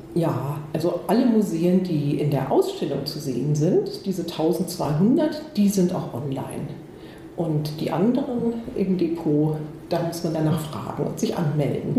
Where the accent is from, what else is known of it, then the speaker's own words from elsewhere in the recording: Baden-Württemberg, Germany; also ich bin hier in der Nähe aufgewachsen